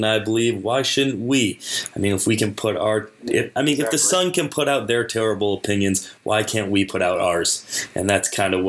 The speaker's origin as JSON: {"language": "English", "country": "United States", "said": "We're two Americans"}